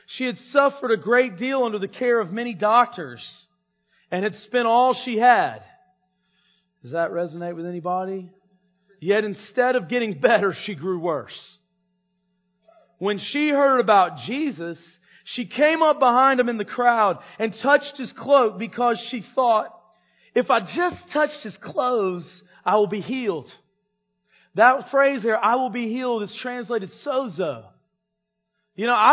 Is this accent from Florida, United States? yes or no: no; North Carolina, United States; on the road to my hometown, there's a fork